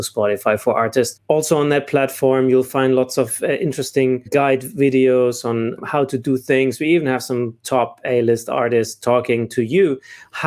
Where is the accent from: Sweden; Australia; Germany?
Germany; moved away as an adult; also born or lived in South Africa; I'm originally from Germany. I left Germany about 14 years ago to spend more time in Middle East and Africa